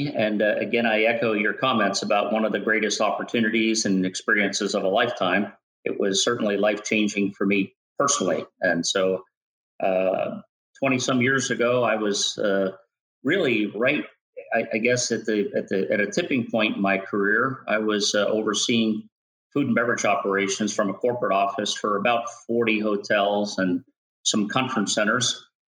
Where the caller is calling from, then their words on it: Williamsburg, Virginia, United States; Today I'm joining you from my home in Williamsburg, Virginia.